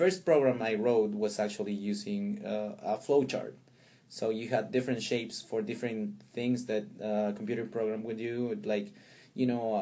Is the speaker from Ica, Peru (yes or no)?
yes; Pisco, Ica, Peru; also born or lived in Chincha; I was born there, but I lived most of my childhood in Pisco, which is a place closer to the coast, 30 miles south of Chincha